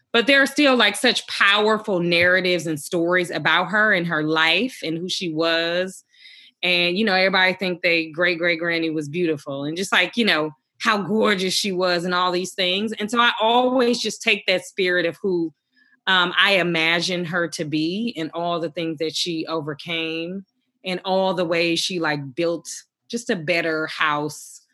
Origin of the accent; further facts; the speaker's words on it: Milwaukee, Wisconsin, United States; I grew up in the Midwest in Milwaukee. Um, in a lot of ways, that's a, a working poor community, deeply, deeply segregated, predominantly Black community.